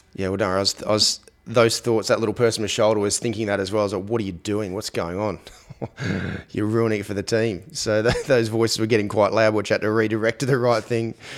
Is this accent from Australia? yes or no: yes; Australia; growing up in Australia, for example, um, you know, my I, my parents were in the were in the air force